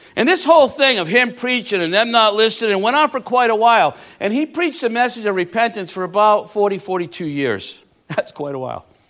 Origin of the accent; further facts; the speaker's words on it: Rhode Island, United States; I'm from Rhode Island